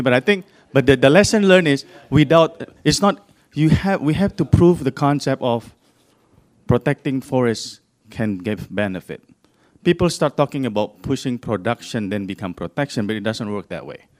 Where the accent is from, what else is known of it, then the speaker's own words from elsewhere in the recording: Indonesia; I'm actually from Indonesia